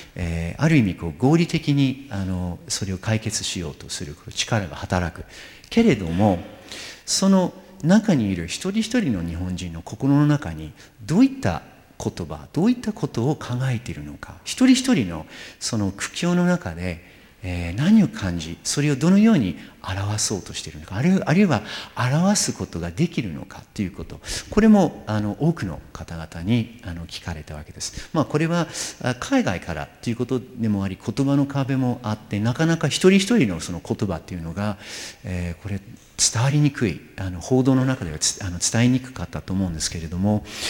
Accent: New York, United States; moved away; ニューヨーク私の出身地であるニューヨーク

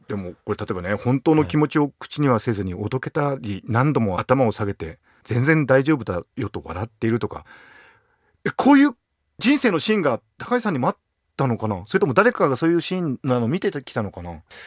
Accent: Akita, Japan; 同じ秋田県人として

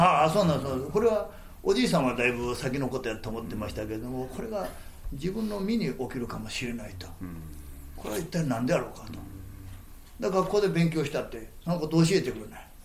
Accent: Japan; 奈良が近いもんですから

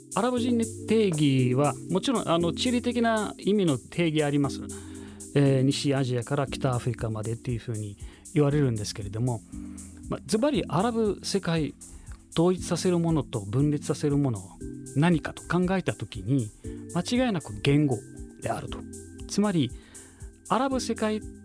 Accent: Cairo, Cairo Governorate, Egypt; Japanese is a second language; moved away as an adult; now in Japan; 生まれはエジプトです

